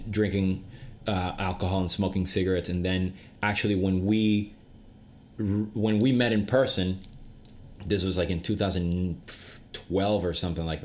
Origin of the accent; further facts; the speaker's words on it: Venezuela; moved away; back, as you know, I'm from Venezuela.